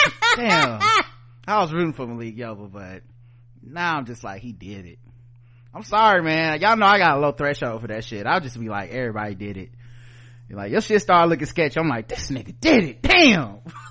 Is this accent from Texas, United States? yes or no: no; Philadelphia, Pennsylvania, United States; I might get some cheese and a steak because I'm from Philly.